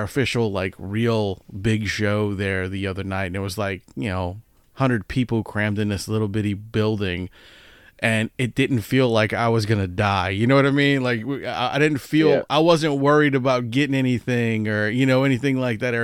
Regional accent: Louisiana, United States; born or raised there

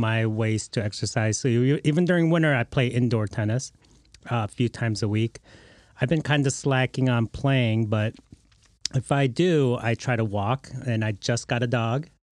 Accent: Lincoln Park, Michigan, United States; I'm from Lincoln Park originally

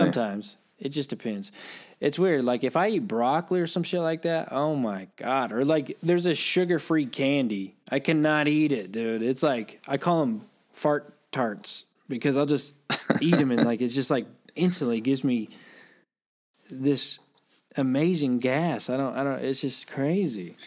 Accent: United States; I'm American

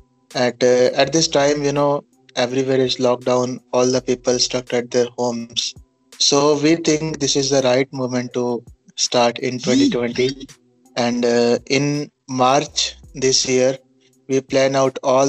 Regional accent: Punjab, India; I'm from Punjab, India.

